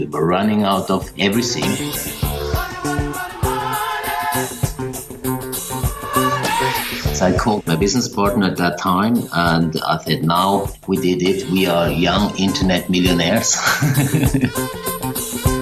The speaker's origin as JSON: {"language": "English", "country": "Switzerland", "tie": "born or raised there", "also_born_or_lived": "Paris, France / London, United Kingdom / Toronto, Canada / Zurich, Switzerland", "said": "I grew up in Switzerland"}